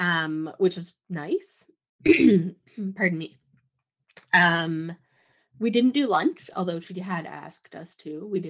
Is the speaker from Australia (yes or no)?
no; Sooke, British Columbia, Canada; Which is our hometown